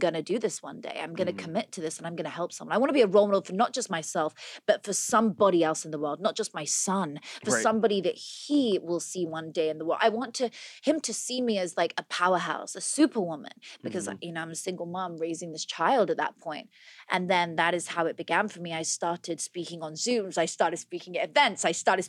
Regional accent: Oxfordshire, South East England, United Kingdom; moved away as an adult; also born or lived in London; now in United States; In Oxfordshire. I was a country girl, born on a farm, raised there.

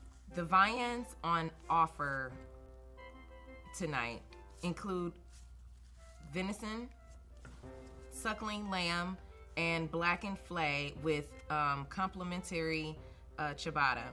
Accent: Michigan, United States; I'm from Michigan, so a lot of people eat venison

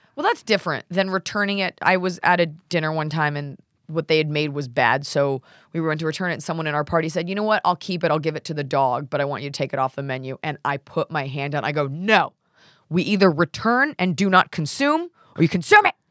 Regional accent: Dallas, Texas, United States; now in Los Angeles, United States; Dallas, which is my hometown

